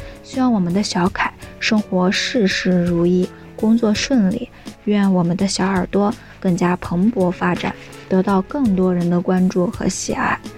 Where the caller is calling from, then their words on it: Anhui, China; 我是来自左耳电台文编部的…，我在安徽